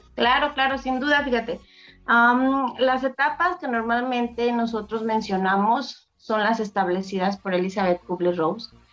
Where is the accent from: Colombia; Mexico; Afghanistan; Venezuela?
Mexico; nosotros como mexicanos que celebramos el día de, de Muertos